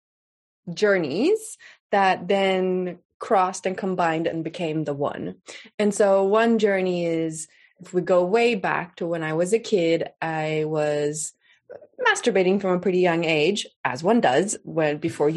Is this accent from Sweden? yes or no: yes; Sweden; I grew up in Sweden. I'm Swedish. I grew up in Sweden.